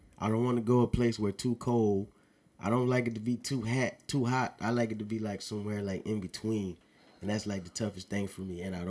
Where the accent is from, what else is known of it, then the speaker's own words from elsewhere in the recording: Louisiana, United States; I'm from Louisiana.